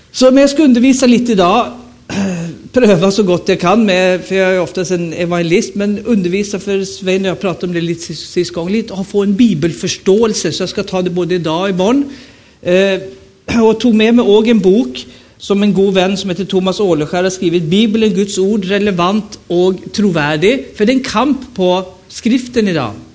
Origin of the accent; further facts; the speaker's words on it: Stockholm, Stockholm County, Sweden; moved away as an adult; also born or lived in Rogaland, Norway; now in Nannestad, Norway; Jag är född och uppvuxen i Stockholm